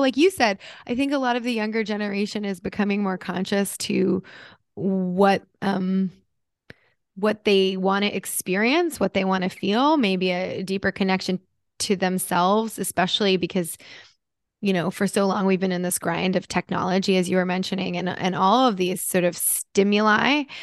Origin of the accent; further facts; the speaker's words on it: United States; moved away as an adult; also born or lived in New Jersey; now in Los Angeles, United States; I grew up in New York City and New Jersey where it was like coffee is part of the culture